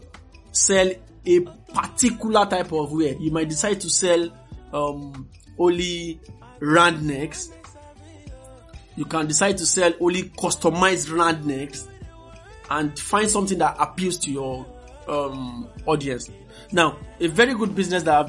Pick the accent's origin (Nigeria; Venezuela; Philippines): Nigeria; Kaduna, Kaduna State; I grew up in Kaduna